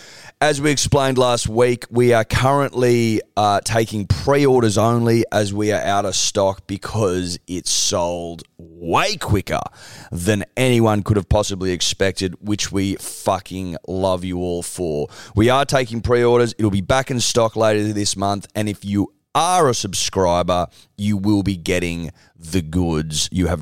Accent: Australia; I'm Australian. I was born in Australia. I'm Australian.

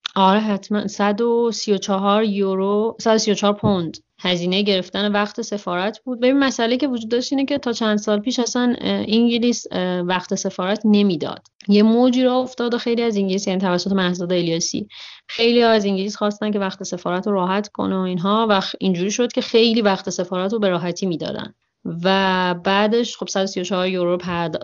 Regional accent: Iran; من یه دختر بکپکر ایرانی هستم

